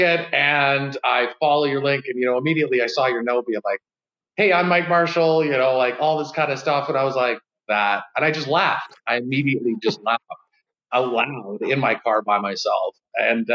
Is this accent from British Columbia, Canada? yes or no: yes; Vancouver Island, British Columbia, Canada; now in Calgary, Canada; I'm from Vancouver Island, Canada.